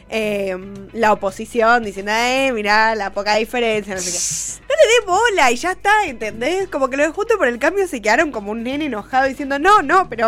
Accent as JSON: {"language": "Spanish", "region": "Minas Gerais", "country": "Brazil", "second_language": "Spanish", "said": "Yo soy de Brasil"}